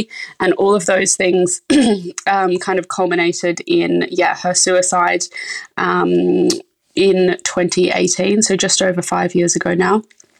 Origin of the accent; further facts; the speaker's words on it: Australia; moved away as an adult; now in London, United Kingdom; So I moved to London from Australia in 2016, I think it was.